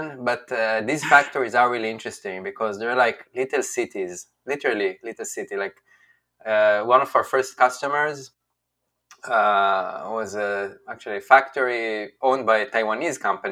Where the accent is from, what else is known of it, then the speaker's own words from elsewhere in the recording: Israel; moved away as an adult; also born or lived in China; now in United States; I'm from Israel. So when I was growing up as a kid, Israel was about like 6 million people.